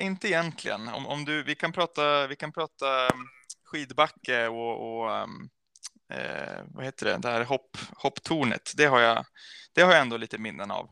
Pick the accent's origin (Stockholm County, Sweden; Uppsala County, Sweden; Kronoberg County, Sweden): Uppsala County, Sweden; Vattholma; also born or lived in Falun, Dalarna; jag är uppvuxen i, i Norduppland